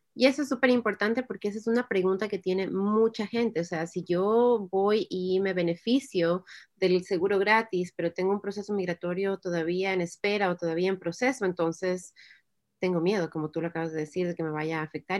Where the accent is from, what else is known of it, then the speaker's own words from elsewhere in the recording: Ecuador; moved away as an adult; now in United States; el Ecuador, donde, de donde yo soy